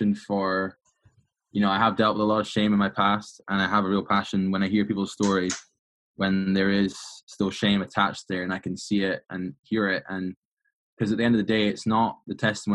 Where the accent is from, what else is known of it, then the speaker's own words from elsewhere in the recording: Edinburgh, Scotland, United Kingdom; moved away as an adult; now in Redding, United States; I am from Scotland, born and bred. I was born in 1996 in Edinburgh, capital on the East Coast, baby. And I stayed there until about 18 years old